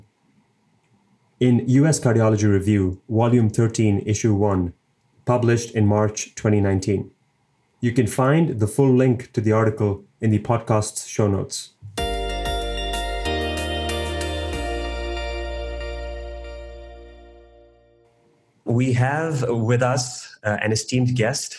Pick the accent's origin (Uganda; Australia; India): India; now in Cleveland, United States; my home country, India